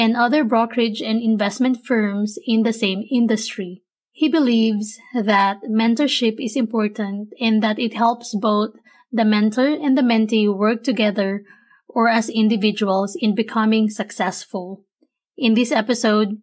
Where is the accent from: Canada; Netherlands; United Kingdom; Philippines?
Philippines; Manila, Metro Manila; now in United States; I was born and raised in Manila, Philippines, moved to the States